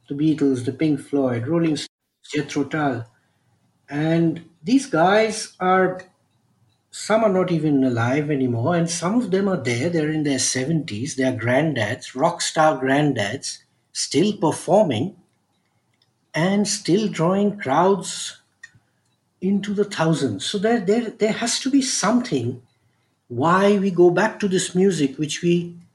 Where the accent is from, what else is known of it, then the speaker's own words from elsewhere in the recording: Kolkata, West Bengal, India; born and brought up in Calcutta